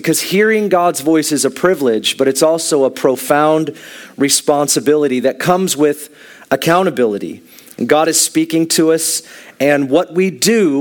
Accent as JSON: {"language": "English", "country": "United States", "said": "me being an American"}